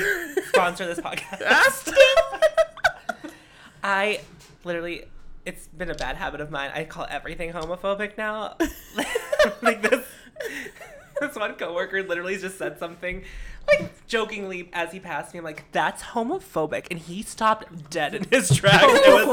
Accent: Canonsburg, Pennsylvania, United States; First of all, I'm, like, offended that I'm from Cannonsburg, but I'm now more offended that you think I could be from Youngstown, Ohio?

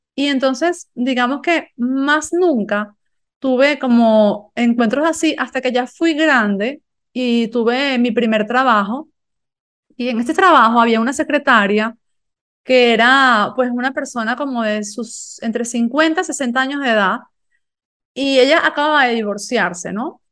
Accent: Galicia, Spain; Yo vivía en una aldea en Galicia donde había, no sé, 100 personas

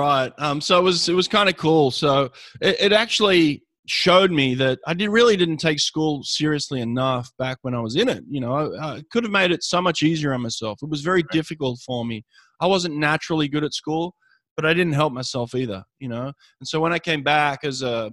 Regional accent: Sydney, New South Wales, Australia; moved away as an adult; my hometown in Sydney, Australia

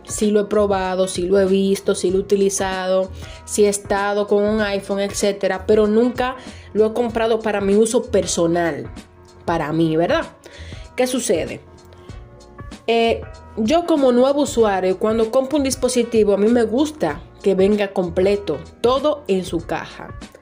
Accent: Dominican Republic; noticias y cosas de República Dominicana que en mi país

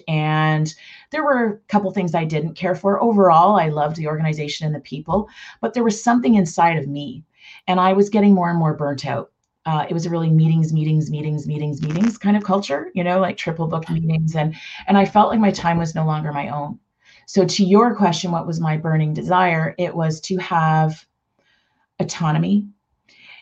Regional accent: Toronto, Ontario, Canada; now in Mississauga, Canada; I grew up in Toronto proper

